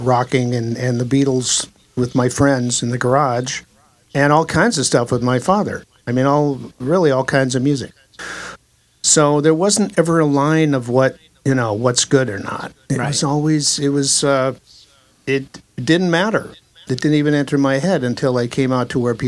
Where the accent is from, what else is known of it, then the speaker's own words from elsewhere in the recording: South Dakota, United States; moved away as an adult; also born or lived in Colorado; now in Los Angeles, United States; I was born in South Dakota, land of cows and corn.